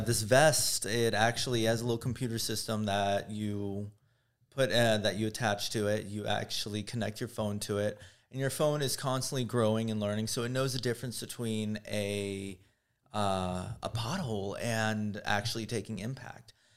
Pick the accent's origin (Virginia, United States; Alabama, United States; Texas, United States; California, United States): Texas, United States; Houston; now in Los Angeles, United States; growing up in Houston, Texas